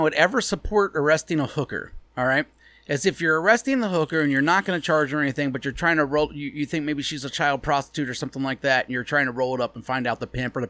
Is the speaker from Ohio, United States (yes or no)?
yes; Ohio, United States; I'm from Ohio. Like, I've never been to Ireland.